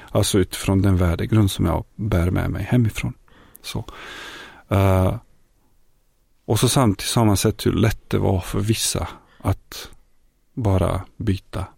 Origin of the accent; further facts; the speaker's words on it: Bosnia & Herzegovina; Swedish is a second language; moved away as an adult; also born or lived in Yugoslavia; now in Sweden; ursprungligen så kommer jag från forna Jugoslavien, närmare bestämt från Bosnien, från en liten stad i centrala Bosnien.